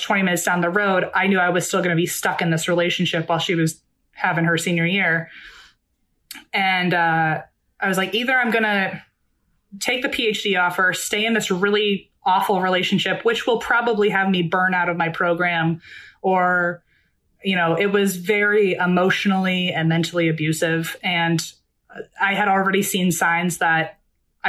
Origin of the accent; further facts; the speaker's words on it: Virginia, United States; moved away as an adult; now in Los Angeles, United States; I grew up in Virginia my whole life. I went to college in Virginia